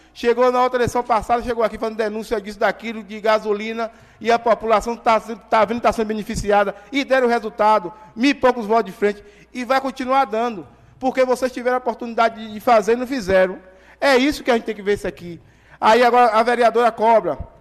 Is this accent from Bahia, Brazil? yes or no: yes; Governador Mangabeira, Bahia, Brazil; eu vim aqui trabalhar pelo povo da minha terra